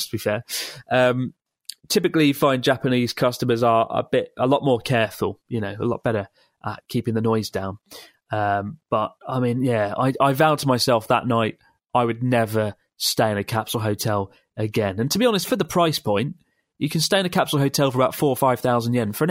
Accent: Bulgaria; now in Germany; I'm from Bulgaria, currently living in Germany.

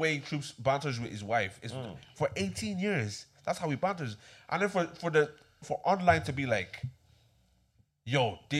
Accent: Nigeria; I'm Nigerian, bro.

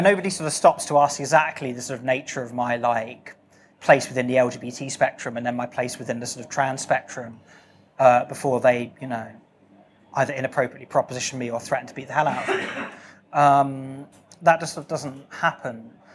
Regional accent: RH6, South East England, United Kingdom; my hometown was the hottest town in Britain ever for a brief period yesterday

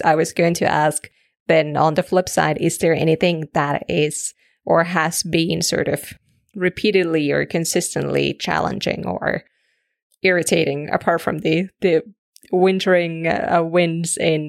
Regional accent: Canada; I'm from Canada

